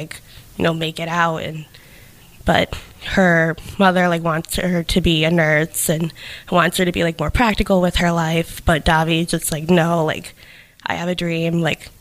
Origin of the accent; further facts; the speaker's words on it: New Bedford, Massachusetts, United States; growing up in New Bedford